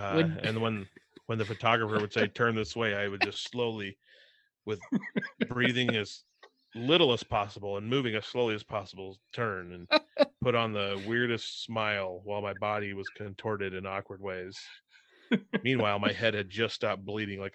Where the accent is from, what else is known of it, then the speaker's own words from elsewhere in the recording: Midwest, United States; us growing up in the Midwest and not having a lot to do.